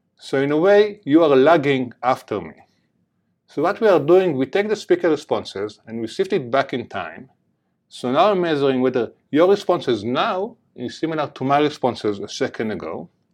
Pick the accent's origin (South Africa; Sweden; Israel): Israel; Jerusalem, Jerusalem District; accent: heavy accent; moved away; I grew up in Jerusalem, in the border between East Jerusalem and West Jerusalem.